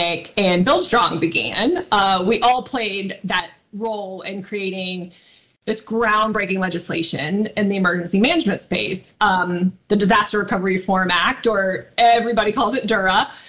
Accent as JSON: {"language": "English", "area": "outside of New Orleans", "region": "Louisiana", "country": "United States", "tie": "born or raised there", "said": "I grew up right outside of New Orleans"}